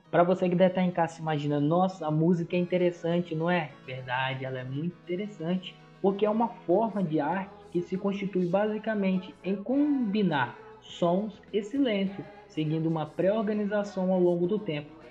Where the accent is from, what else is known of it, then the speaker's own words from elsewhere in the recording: Aracruz, Espírito Santo, Brazil; tenho 21 anos, sou natural de Aracruz, da paróquia São João Batista e da comunidade do interior chamada São Caetano